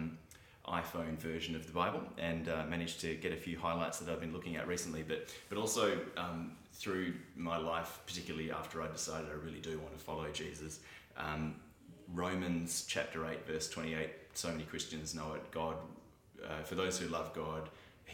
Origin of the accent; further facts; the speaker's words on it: Fremantle, Western Australia, Australia; I grew up in Fremantle